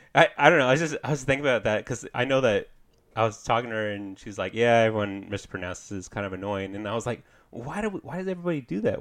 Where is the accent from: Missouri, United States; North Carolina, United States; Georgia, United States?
Missouri, United States; Kansas City; I'm from Kansas City.